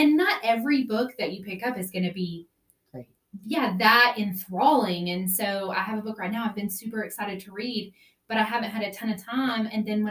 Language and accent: English; Bledsoe, Texas, United States; I'm from Bledsoe, Texas, which is a tiny little town on the New Mexico-Texas border. I am 37 years old